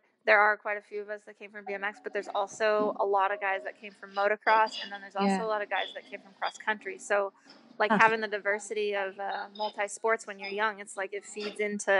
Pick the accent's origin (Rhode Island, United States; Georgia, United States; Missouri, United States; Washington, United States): Washington, United States; also born or lived in California; I was from Washington and had to grow up riding in horse barns, and like, it just rained